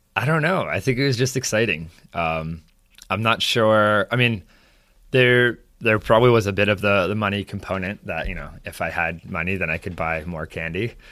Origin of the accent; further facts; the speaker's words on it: Saratoga Springs, New York, United States; also born or lived in Boston; I grew up in Saratoga. I've lived here most of my entire life, other than California for a few months and uh, Boston for college